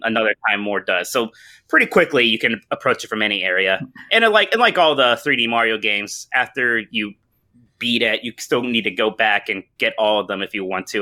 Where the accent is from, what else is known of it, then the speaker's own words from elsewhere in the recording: Youngstown, Ohio, United States; I've gotten to stay in my hometown at, uh, in Youngstown, Ohio the entire time where I still am right now